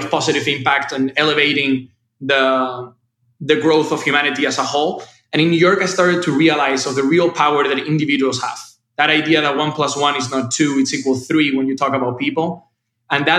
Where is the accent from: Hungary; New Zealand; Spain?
Spain; Seville, Andalusia; moved away; originally I'm from Spain. So life for me was in the south of Spain in a town called Sevilla.